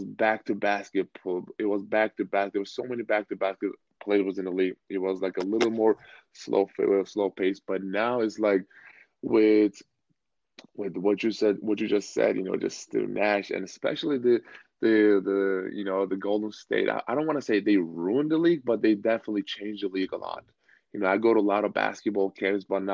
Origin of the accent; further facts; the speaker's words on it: Turkey; moved away; I grew up in Turkey